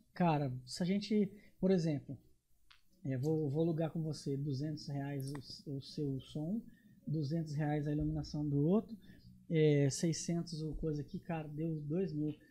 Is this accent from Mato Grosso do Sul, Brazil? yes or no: yes; Nova Andradina, Mato Grosso do Sul, Brazil; also born or lived in São Paulo / Campo Grande; Sou daqui, nasci em Nova Andradina.